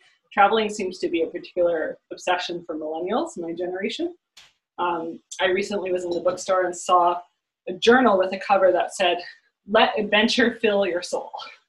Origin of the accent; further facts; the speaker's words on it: Canada; I'm Canadian